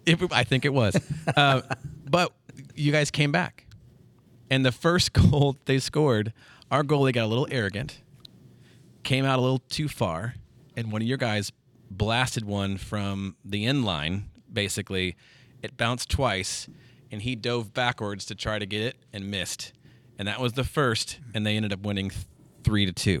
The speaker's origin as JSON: {"language": "English", "town": "Washington", "region": "Missouri", "country": "United States", "tie": "born or raised there", "said": "I grew up in Washington, Missouri."}